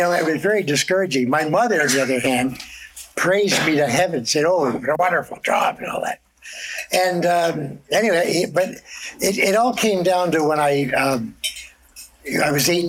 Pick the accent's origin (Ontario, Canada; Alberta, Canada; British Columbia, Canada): Ontario, Canada; Toronto; Scarborough. Well, I was born in St. Mike's, lived in Toronto for a year, and then moved to Scarborough. My dad was an Italian immigrant and opened a grocery store. And that's where I grew up.